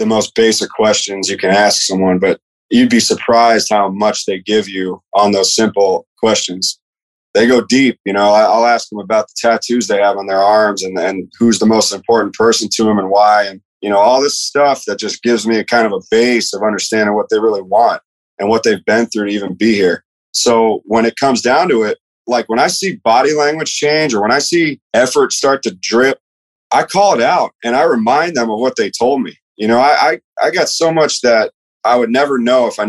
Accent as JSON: {"language": "English", "town": "Tampa", "region": "Florida", "country": "United States", "also_born_or_lived": "Ohio / Virginia / Mississippi", "moved": "as an adult", "said": "I'm from Tampa"}